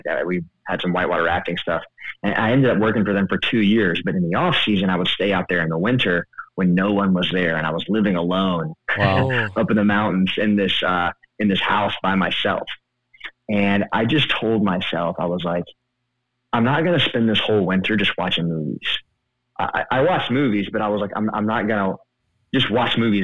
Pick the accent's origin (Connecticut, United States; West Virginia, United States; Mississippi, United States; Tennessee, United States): Mississippi, United States; I'm from Mississippi